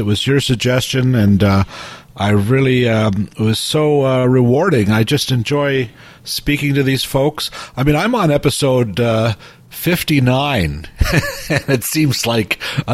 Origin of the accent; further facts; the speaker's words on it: Toronto, Ontario, Canada; my past growing up in Etobicoke